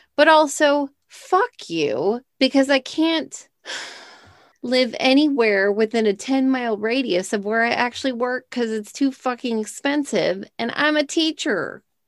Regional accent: Texas, United States; We're from Texas

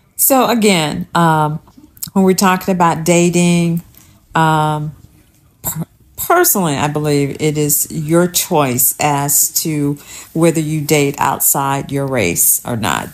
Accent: Alabama, United States; I'm from Alabama

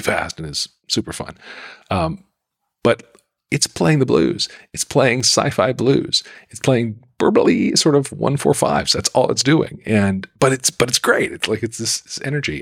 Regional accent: Salt Lake City, Utah, United States; I grew up in Salt Lake City

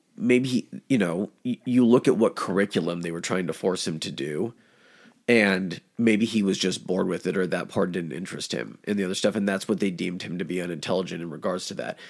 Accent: United States; as an American

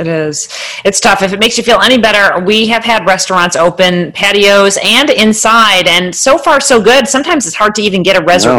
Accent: New Jersey, United States; moved away; also born or lived in Rochester, New York; Yeah, originally from New Jersey, though. My whole extended family's in Point Pleasant, New Jersey

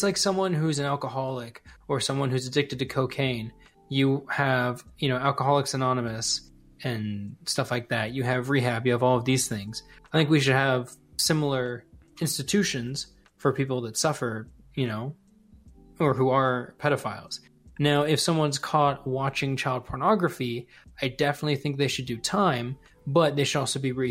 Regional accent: United States; as an American

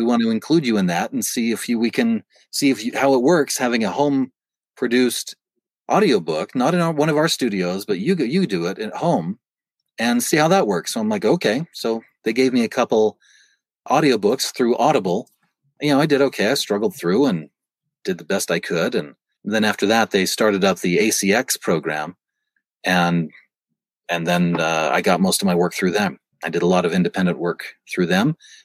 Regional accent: Utah, United States; I was from Utah

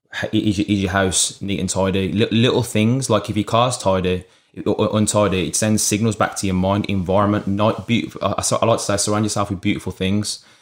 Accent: Birmingham, West Midlands, United Kingdom; I'm actually from Birmingham, U K.

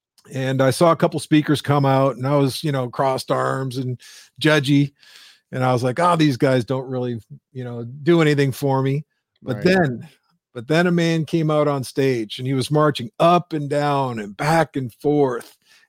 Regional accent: Windsor, Ontario, Canada; Sure. So I'm Canadian. I was actually born and raised in Windsor, Ontario.

